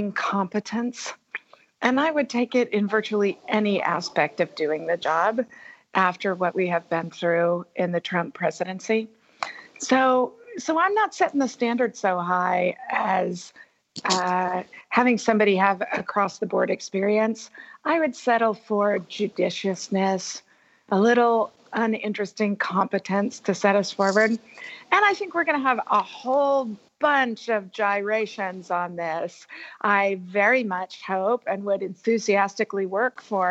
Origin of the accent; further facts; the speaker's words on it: near Oakland, California, United States; Oakland, California, nearby my hometown.